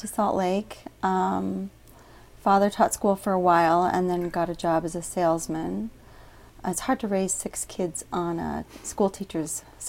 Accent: Guam; also born or lived in Murray, United States; And raised on Guam, though.

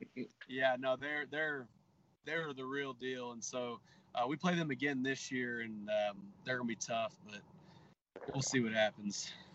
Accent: Texas, United States; I'm from Texas

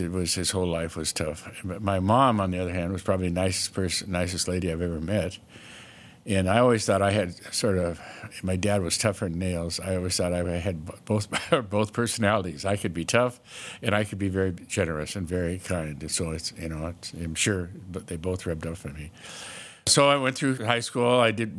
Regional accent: Bakersfield, California, United States; also born or lived in Bozeman, United States / San Bernardino, United States; I was born in Bozeman, and then almost immediately I moved to California to live with my aunt and my uncle and my cousin, and my dad went in the Army.

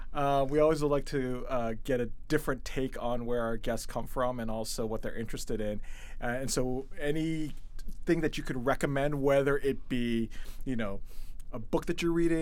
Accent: Dayton, Ohio, United States; also born or lived in Detroit, Michigan; now in Washington, D.C., United States; I actually grew up in Dayton, Ohio, so my family's still there.

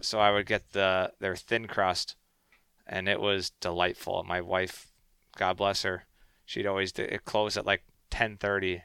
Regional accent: Canada; I'm Canadian boy

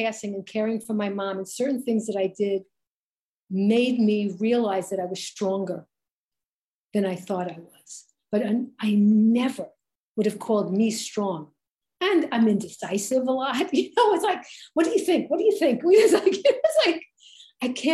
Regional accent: New York City, New York, United States; Growing up in Brooklyn, I welcomed the differences

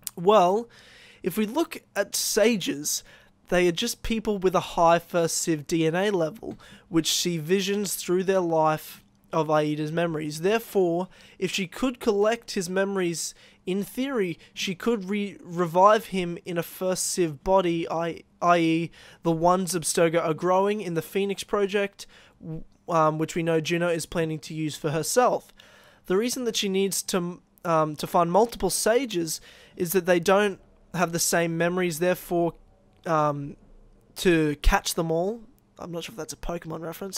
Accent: Australia; I'm from Australia

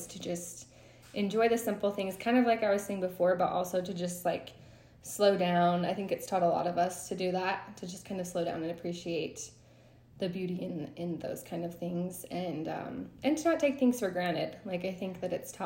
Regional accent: Idaho, United States; I'm from Idaho, a small town in Idaho.

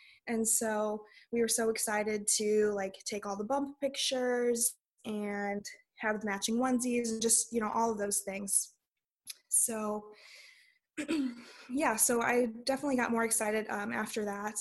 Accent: Illinois, United States; moved away as an adult; now in North Dakota, United States; we are from Illinois originally, and that's where we met, in just like a really small town.

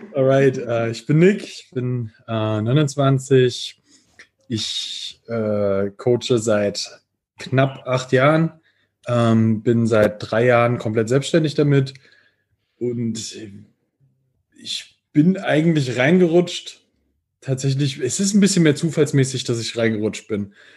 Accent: near Giessen, Hesse, Germany; accent: Piefke; moved away as an adult; now in Vienna, Austria; ich lebe jetzt in Wien und ich komme ursprünglich ähm, aus der Nähe von Gießen

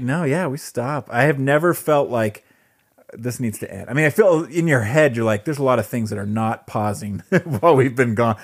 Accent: Southern California, United States; moved away; growing up in Southern California

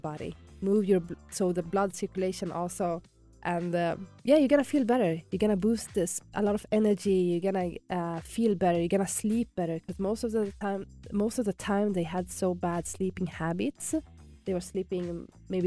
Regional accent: Sweden; moved away as an adult; So I'm from Sweden, and back home in Sweden, I used to work for the government in the social services.

